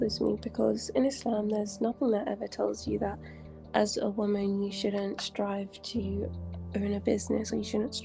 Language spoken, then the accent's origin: English; England, United Kingdom; now in Saudi Arabia; I was born in England, but I live in Saudi Arabia